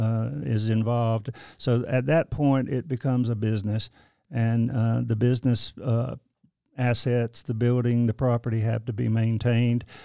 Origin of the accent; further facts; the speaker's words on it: Kinston, North Carolina, United States; moved away as an adult; also born or lived in Baltimore, Maryland / Wilmington, North Carolina / Greensboro, North Carolina; now in Nashville, United States; my hometown in Lenore County, Kinston, North Carolina